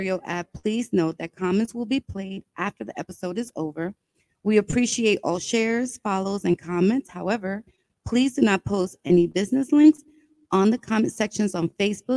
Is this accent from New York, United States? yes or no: yes; New York City, New York, United States; also born or lived in Brooklyn, New York / Bronx, New York; I was born in Brooklyn, raised in Washington Heights, and now I live in the Bronx.